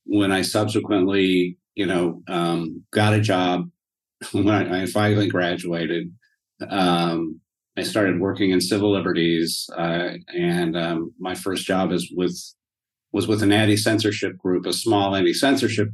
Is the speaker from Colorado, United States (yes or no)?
yes; Denver, Colorado, United States; moved away as an adult; also born or lived in Cleveland, Ohio / Yellow Springs, Ohio; So I grew up for the most part in Denver.